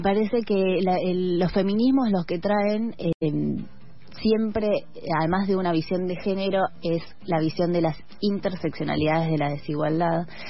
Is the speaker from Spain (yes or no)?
no; Argentina; como argentines, como latinoamericanos